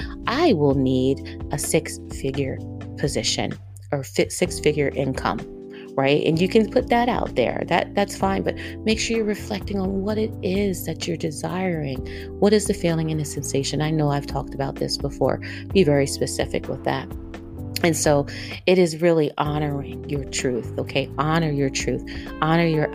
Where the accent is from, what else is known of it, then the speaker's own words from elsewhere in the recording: East Coast, United States; accent: East Coast; my East Coast accent